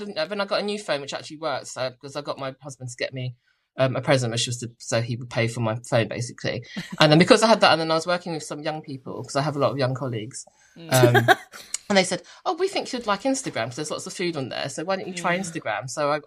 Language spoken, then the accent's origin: English; United Kingdom; But I spelt it with a U because I'm British.